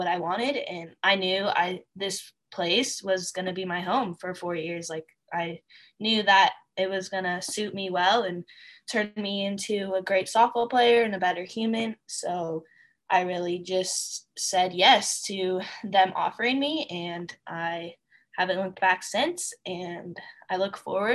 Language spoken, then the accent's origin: English; Sacramento, California, United States; I'm from Sacramento, California.